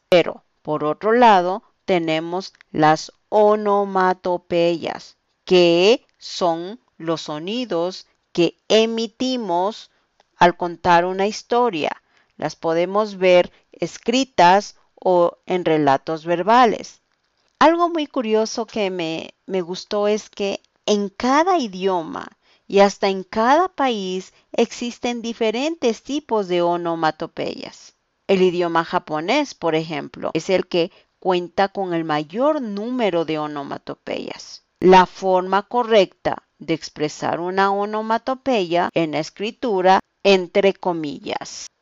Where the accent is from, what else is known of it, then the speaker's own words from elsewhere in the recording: Quito, Pichincha, Ecuador; soy de Quito, Ecuador